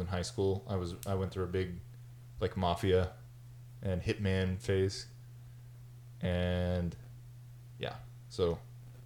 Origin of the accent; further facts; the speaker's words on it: Texas, United States; also born or lived in Puget Sound, Washington; now in Washington, United States; I'm from Texas